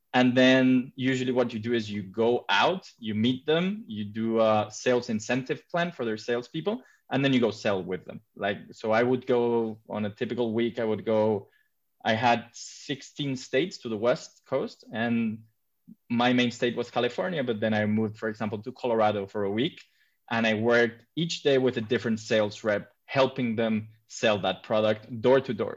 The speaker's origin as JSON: {"language": "English", "town": "Madrid", "region": "Community of Madrid", "country": "Spain", "tie": "born or raised there", "also_born_or_lived": "London", "moved": "as an adult", "said": "I come from Madrid, but I've been living abroad for the past 10 years. I just recently moved back to my hometown"}